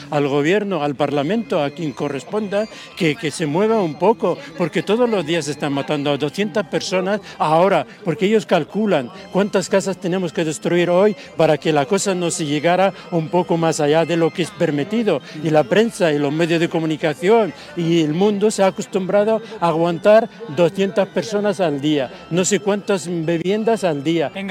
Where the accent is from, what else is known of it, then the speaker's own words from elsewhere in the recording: Palestine; Que no es árabe, es palestino, es de un pueblo de mi